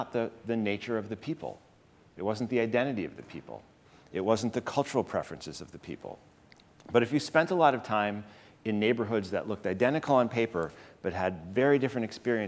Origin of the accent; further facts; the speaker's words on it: Chicago, Illinois, United States; moved away as an adult; also born or lived in Berkeley, California; now in New York City, United States; the city where I grew up, Chicago.